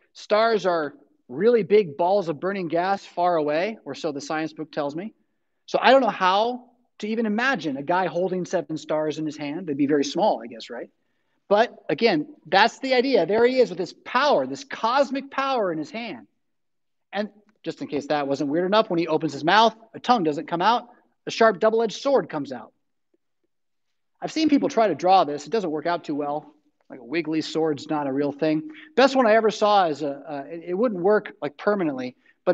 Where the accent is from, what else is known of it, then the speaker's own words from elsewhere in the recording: California, United States; moved away; I'm from California